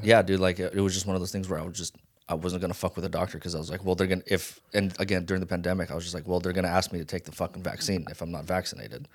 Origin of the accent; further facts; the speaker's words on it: Las Vegas, Nevada, United States; also born or lived in Hawaii; now in Los Angeles, United States; I was born in Hawaii, raised in Vegas.